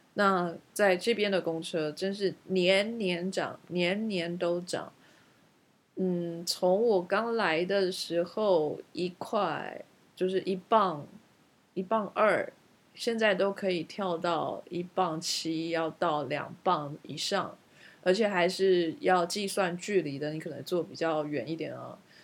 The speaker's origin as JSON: {"language": "Chinese", "country": "Taiwan", "moved": "yes", "lives_now": "United Kingdom", "said": "我们台湾人绝对可以办得到如鱼得水地在伦敦开车"}